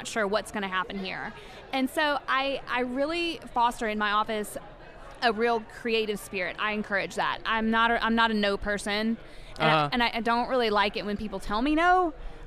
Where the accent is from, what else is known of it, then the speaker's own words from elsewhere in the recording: Gatlinburg, Tennessee, United States; I grew up in Gatlinburg.